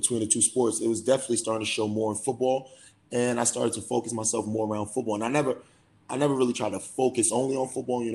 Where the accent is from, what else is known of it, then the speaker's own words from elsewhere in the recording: New York City, New York, United States; moved away as an adult; being from Brooklyn, you know, I got a lot of pride in being from New York, but not just New York, Brooklyn